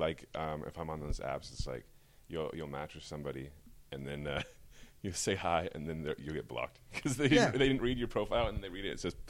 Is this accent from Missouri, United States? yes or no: no; Portland, Oregon, United States; moved away as an adult; now in Los Angeles, United States; I grew up in Oregon.